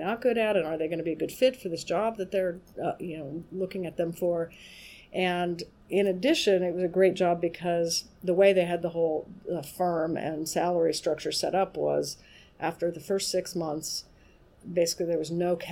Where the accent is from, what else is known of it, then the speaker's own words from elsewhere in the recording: Albuquerque, New Mexico, United States; moved away as an adult; now in Massachusetts, United States; I grew up in Albuquerque, New Mexico